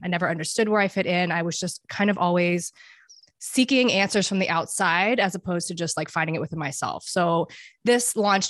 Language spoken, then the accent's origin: English; Dubai, United Arab Emirates; But a little bit about me, I grew up internationally. I grew up in Dubai.